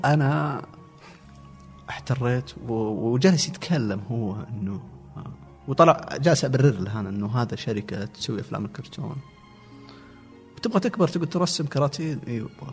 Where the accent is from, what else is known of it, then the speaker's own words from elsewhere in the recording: a village belonging to Al-Namas, Asir, Saudi Arabia; also born or lived in Riyadh / Abha; ما جينا من ابها جينا من القريه تابعه للنماص مدينه النماص